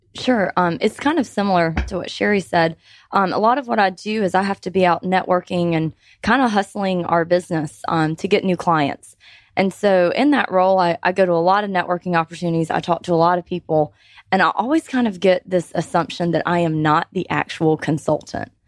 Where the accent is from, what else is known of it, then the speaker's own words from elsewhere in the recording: Georgia, United States; I have lived in Georgia my whole life, so all thirty-one years I've been a Georgia resident